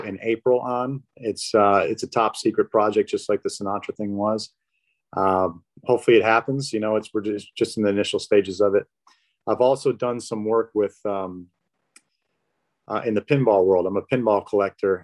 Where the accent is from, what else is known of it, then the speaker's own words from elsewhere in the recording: Detroit, Michigan, United States; moved away; also born or lived in Chicago; I grew up in Detroit